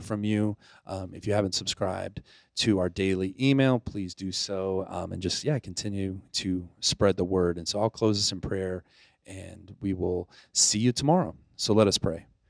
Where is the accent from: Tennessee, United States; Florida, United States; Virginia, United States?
Florida, United States; Pensacola; moved away; also born or lived in Naples, Italy; I grew up in Pensacola, Florida. I was technically I was born in Naples, Italy